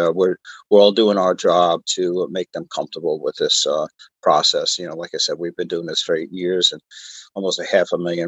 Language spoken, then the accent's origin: English; New York, United States; moved away as an adult; now in Southern California, United States; I grew up in New York